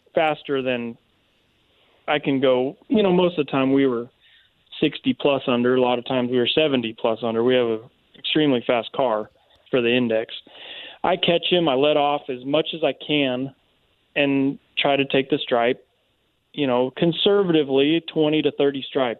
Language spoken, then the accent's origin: English; Seattle, Washington, United States; moved away as an adult; also born or lived in Avon, Indiana; now in Alabama, United States; I grew up in Seattle, and when I was about 20, um, I moved to Indiana